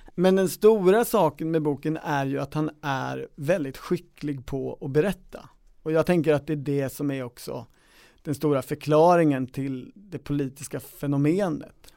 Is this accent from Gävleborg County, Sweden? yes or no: no; Kisa, Östergötland, Sweden; när jag lunchade med Torgny Lindgren på Värdshuset hemma i Kisa